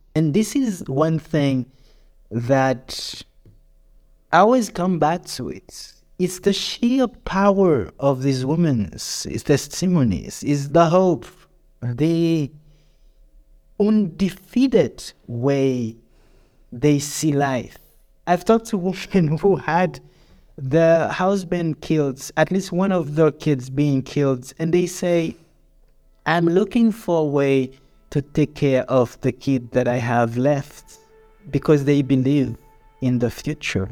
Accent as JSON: {"language": "English", "town": "Jérémie", "region": "Grand'Anse", "country": "Haiti", "tie": "born or raised there", "said": "Jeremy, my hometown"}